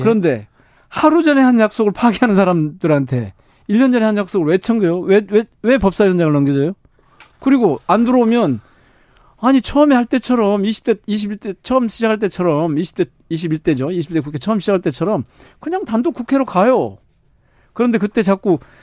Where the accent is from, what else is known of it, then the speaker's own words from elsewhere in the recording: Gwangju, South Korea; 제가 광주 출신이고 광주 지역구고